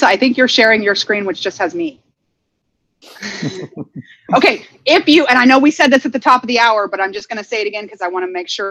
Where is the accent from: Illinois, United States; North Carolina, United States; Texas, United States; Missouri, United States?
Texas, United States; I'm from Texas